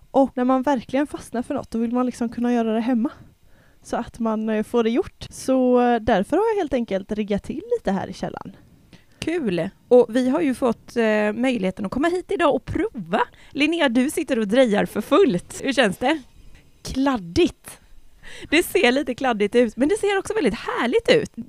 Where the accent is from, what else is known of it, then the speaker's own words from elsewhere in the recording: Åmål, Västra Götaland, Sweden; now in Grundsund, Sweden; Alltså jag är från Åmål från början och där finns det inte så mycket räkor och skaldjur.